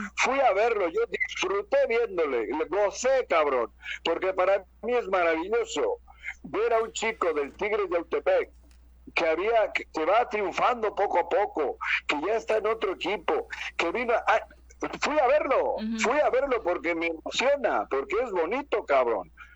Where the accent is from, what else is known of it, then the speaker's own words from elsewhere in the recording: Bilbao, Basque Country, Spain; now in Mexico; yo vengo de Bilbao